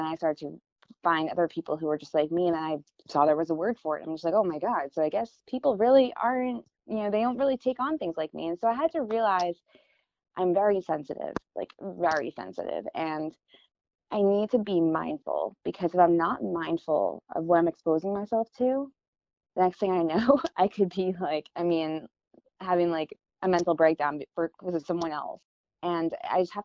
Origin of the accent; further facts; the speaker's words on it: Florida, United States; now in California, United States; I'm from Florida too, where it's super flat. We don't really have seasons.